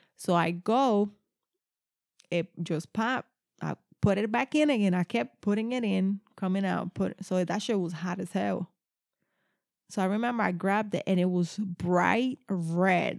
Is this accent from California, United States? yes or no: no; New Jersey, United States; I'm from New Jersey